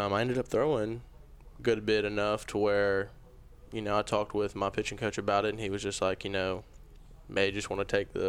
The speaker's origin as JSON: {"language": "English", "town": "Coldwater", "region": "Mississippi", "country": "United States", "also_born_or_lived": "DeSoto County, Mississippi", "said": "I'm from Coldwater, Mississippi."}